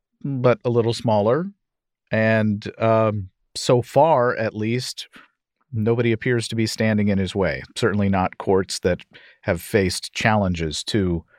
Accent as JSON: {"language": "English", "region": "Missouri", "country": "United States", "tie": "born or raised there", "said": "my home state of Missouri"}